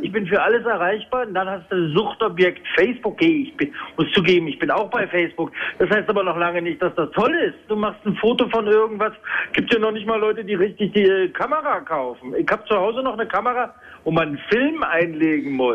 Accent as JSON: {"language": "German", "region": "Berlin", "country": "Germany", "said": "bei uns in Berlin"}